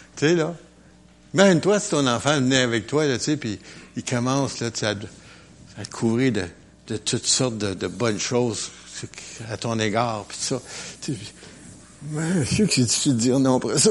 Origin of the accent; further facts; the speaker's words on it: Quebec, Canada; je suis québécois